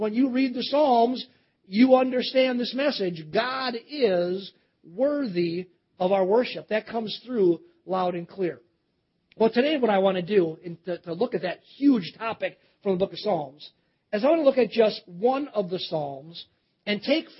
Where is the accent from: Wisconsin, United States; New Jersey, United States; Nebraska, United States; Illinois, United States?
Wisconsin, United States; Cedarburg; moved away; also born or lived in Baton Rouge, Louisiana; I grew up in Cedarburg